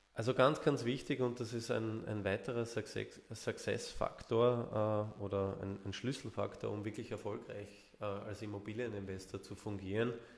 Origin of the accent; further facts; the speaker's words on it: Vienna, Austria; accent: Viennese; Ich bin geborener Wiener, also hört man, äh, Ja, hört man auch zum Teil raus und darauf lege ich auch Wert, dass man das noch ein bisschen raushört